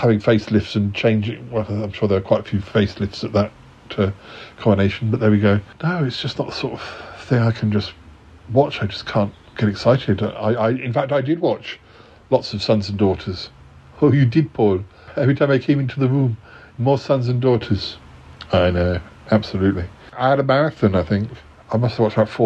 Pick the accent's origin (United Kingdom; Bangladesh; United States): United Kingdom; I'm British